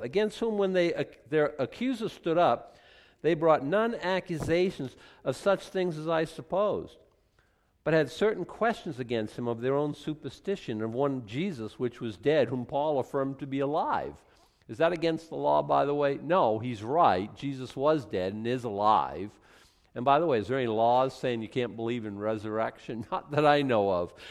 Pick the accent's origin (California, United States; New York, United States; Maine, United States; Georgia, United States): Maine, United States; we're from Maine, and we're, like, totally cool people